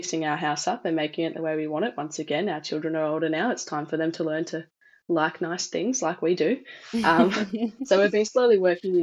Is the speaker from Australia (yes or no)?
yes; Perth, Western Australia, Australia; I'm from Perth in Western Australia.